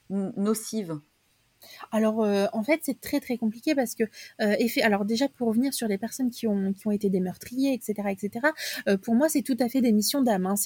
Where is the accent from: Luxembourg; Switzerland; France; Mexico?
France; south of France; moi je viens du sud de la France